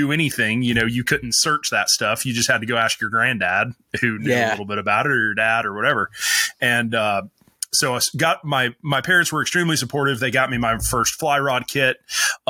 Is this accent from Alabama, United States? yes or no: yes; North Alabama, United States; I grew up in North Alabama